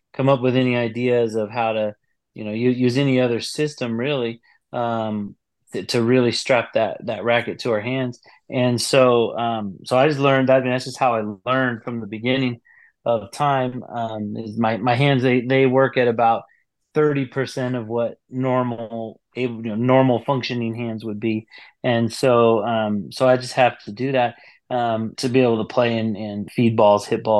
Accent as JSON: {"language": "English", "country": "United States", "said": "I'm from the United States"}